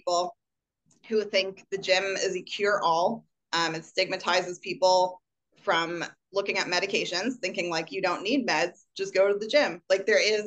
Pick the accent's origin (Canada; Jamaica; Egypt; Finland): Canada; as a Canadian